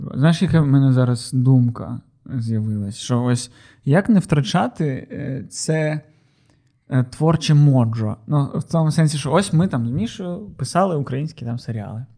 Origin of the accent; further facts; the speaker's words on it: Odesa, Odesa Oblast, Ukraine; Ми одесити